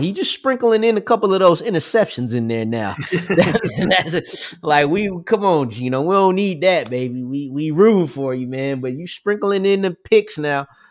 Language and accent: English; New Jersey, United States; I'm from New Jersey